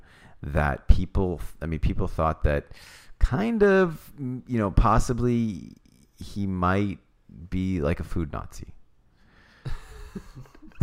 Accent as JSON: {"language": "English", "region": "California", "country": "United States", "tie": "born or raised there", "moved": "yes", "said": "growing up in California"}